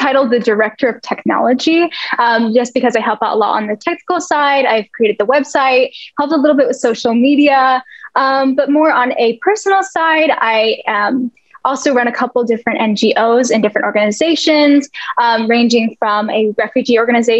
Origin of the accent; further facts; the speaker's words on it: Italy; also born or lived in United States; Yeah, sure. … I'm from Italy and the US.